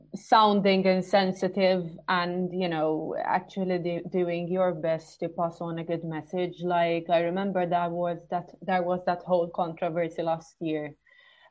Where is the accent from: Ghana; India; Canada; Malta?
Malta; my home country, Malta.